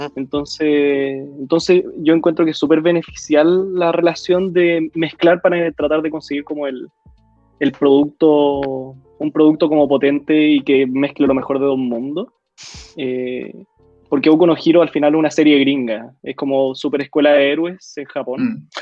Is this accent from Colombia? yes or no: no; Chile; en Chile hemos tratado de meternos al género de, superhéroes